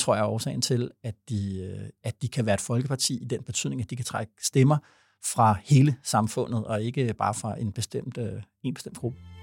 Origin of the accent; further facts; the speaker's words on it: Vordingborg, Zealand, Denmark; jeg er fra Vordingborg